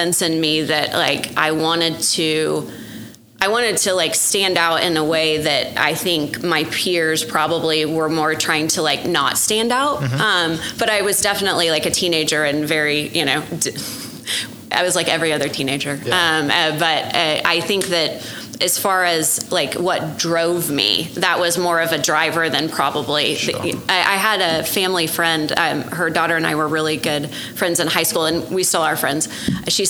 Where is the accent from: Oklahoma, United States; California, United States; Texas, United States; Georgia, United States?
Oklahoma, United States; Norman; I grew up in Norman, and we had a program in high school